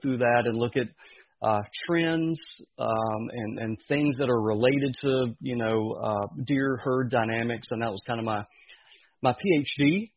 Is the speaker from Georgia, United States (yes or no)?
yes; outside Athens, Georgia, United States; born and raised in Georgia, right outside of Athens, Georgia